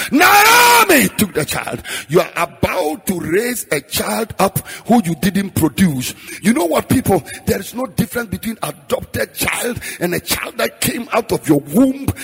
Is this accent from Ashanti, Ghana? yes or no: no; Frafra, Bolgatanga area, Upper East, Ghana; moved away; I'm a frafra from Damol Tindong